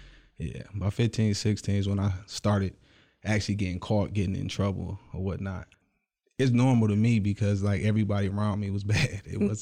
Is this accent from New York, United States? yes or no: no; Clinton Township, Michigan, United States; born there; I was originally born in Clinton Township, small town right outside of Detroit